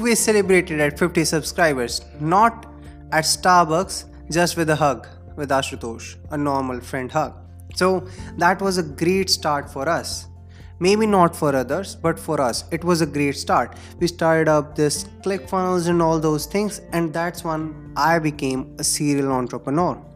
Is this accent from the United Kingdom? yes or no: no; India; English is a second language; I belong to India. We generally speak in Hindi, of course.